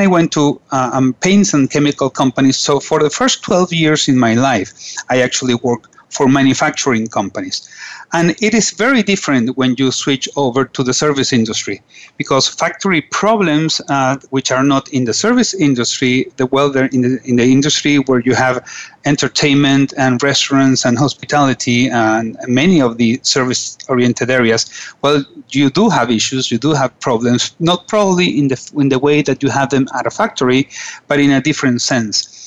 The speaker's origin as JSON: {"language": "English", "town": "Caracas", "region": "Capital District", "country": "Venezuela", "tie": "born or raised there", "also_born_or_lived": "Washington, D.C.", "said": "I am from Caracas, Venezuela. I was born in Caracas"}